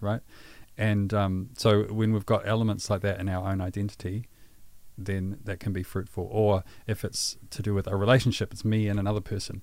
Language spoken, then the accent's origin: English; Pukekohe, Auckland, New Zealand; also born or lived in Waikato; I born and raised in Pukekohe